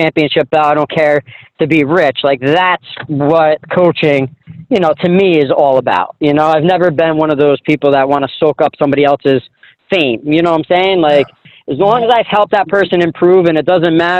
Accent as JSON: {"language": "English", "region": "New Jersey", "country": "United States", "tie": "born or raised there", "said": "it's my hometown, my home area, and I'm still very popular there because I never really left for too long"}